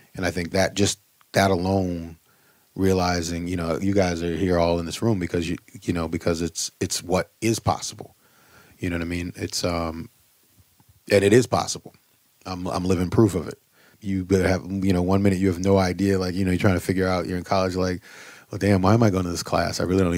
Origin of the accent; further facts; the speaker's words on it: Boston, Massachusetts, United States; I'm from Boston. Berkeley was right there. I thought about going to Berkeley, but I wanted to get out of Boston.